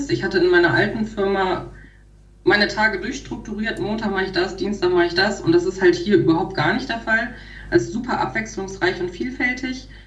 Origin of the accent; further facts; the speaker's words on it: Peine, Lower Saxony, Germany; also born or lived in Göttingen; Also geboren wurde ich in Göttingen Aufgewachsen bin ich in Peine, also wir sind so mit circa, als ich zwei war, nach